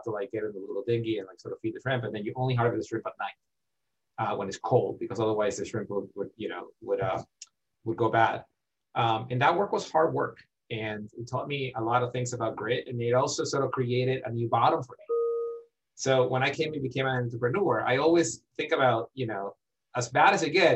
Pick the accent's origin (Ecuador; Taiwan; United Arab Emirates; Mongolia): Ecuador; English is a second language; now in United States; I grew up in Ecuador, and I did not grow up, you know, wealthy